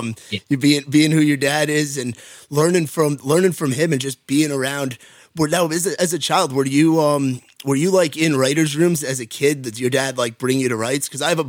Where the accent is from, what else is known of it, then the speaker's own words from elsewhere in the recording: New York, United States; moved away as an adult; now in Nashville, United States; I'm originally from New York and, yeah. You probably hear it from the accent. I'm a damn Yankee now because I've been in Nashville for over 2 years.